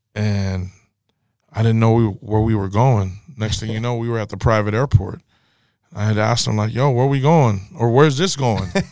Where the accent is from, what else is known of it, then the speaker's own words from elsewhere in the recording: the Bay Area, California, United States; Growing up in the Bay, we had our lingo